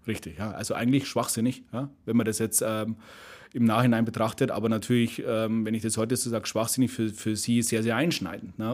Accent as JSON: {"language": "German", "town": "Munich", "region": "Bavaria", "country": "Germany", "tie": "born or raised there", "said": "München, bin Münchner."}